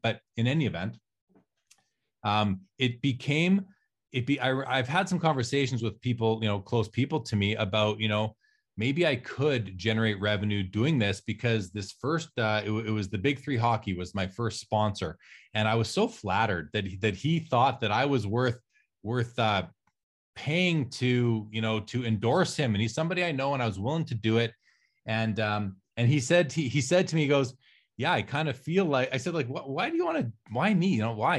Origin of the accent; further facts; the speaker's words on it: Canada; I'm Canadian, I'm in Canada